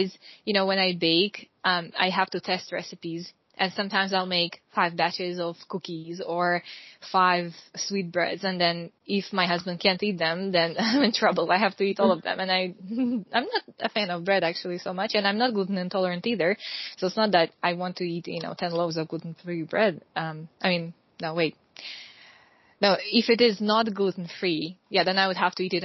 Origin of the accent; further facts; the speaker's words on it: Russia; moved away as an adult; also born or lived in Ukraine; now in Hungary; I am originally from Russia. I grew up in both Russia and Ukraine.